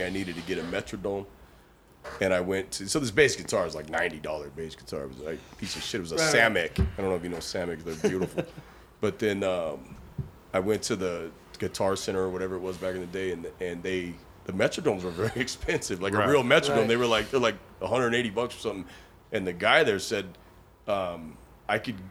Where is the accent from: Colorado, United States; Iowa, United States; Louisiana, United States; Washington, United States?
Colorado, United States; Denver; I lived with my grandparents growing up in North Denver